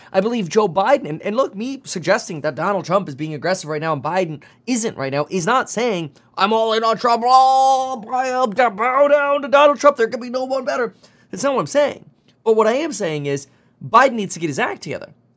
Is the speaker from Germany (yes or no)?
yes; Germany; now in United States; I'm from Germany